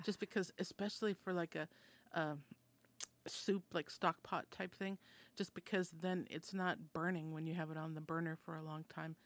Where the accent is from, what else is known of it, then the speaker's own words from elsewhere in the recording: Minnesota, United States; I'm from Minnesota, and that's a Scandinavian settled society